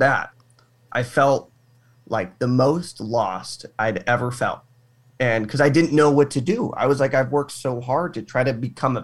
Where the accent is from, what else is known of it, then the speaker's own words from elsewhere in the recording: Arizona, United States; I'm from Arizona, born and raised in the heat